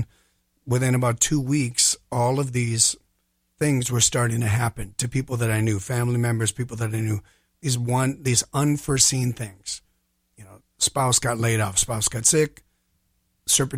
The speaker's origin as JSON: {"language": "English", "town": "Minneapolis", "region": "Minnesota", "country": "United States", "tie": "born or raised there", "said": "I'm from here. I'm from the Twin Cities"}